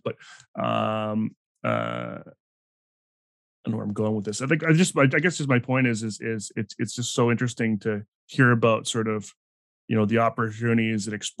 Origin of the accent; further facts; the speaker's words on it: Canada; I'm Canadian, and you know, my experience is entirely Canadian based